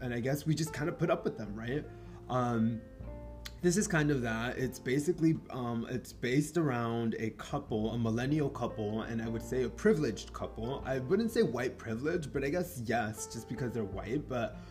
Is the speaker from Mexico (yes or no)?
yes; Mexico; first language Spanish; English is a second language; English is not my first language. Soy mexicano, so yo aprendí primero español